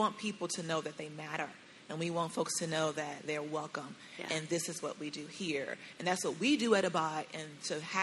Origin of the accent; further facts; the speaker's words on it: Chicago, Illinois, United States; now in Dallas, United States; I'm from Chicago, and I say King Drive